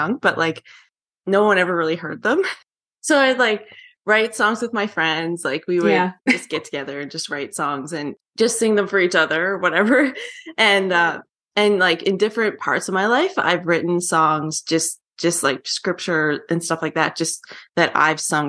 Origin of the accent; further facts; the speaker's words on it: Newfoundland and Labrador, Canada; now in Calgary, Canada; my parents are officers, and I grew up in Newfoundland